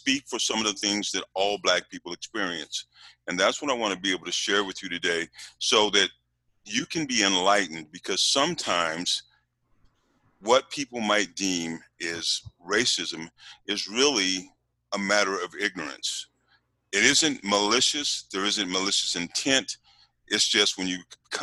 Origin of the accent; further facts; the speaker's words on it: Utah, United States; also born or lived in California; I am originally from Utah. I'm the first child in my family who was born here in Utah